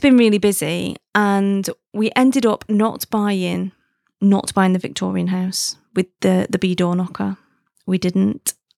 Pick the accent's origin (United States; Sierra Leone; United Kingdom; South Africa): United Kingdom; being British